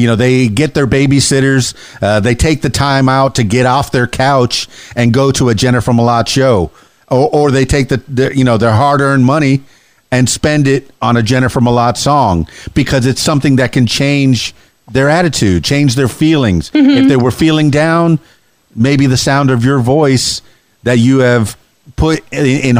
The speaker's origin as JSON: {"language": "English", "region": "Florida Keys", "country": "United States", "also_born_or_lived": "Indiana / Miami", "moved": "yes", "lives_now": "Arkansas, United States", "said": "this Miami boy. I'm from the Florida Keys"}